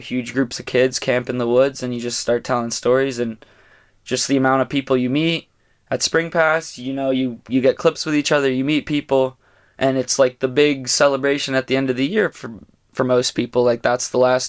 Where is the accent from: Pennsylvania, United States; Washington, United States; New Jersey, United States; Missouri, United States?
Pennsylvania, United States; moved away; growing up in Pennsylvania with him